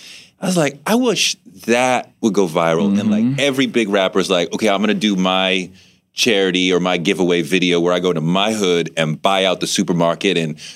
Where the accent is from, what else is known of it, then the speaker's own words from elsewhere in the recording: United States; because I'm an American male, I don't cry at such things